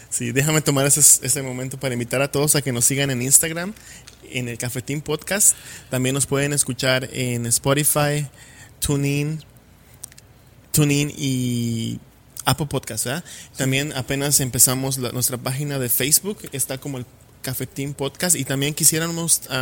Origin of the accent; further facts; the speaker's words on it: Yucatán, Mexico; accent: Yucatán; ya me acostumbré a usar como un poco un acento diferente al que se usa en Yucatán. Entonces, ¿cómo te diré? Es algo que cuando hablo con amigos de ahí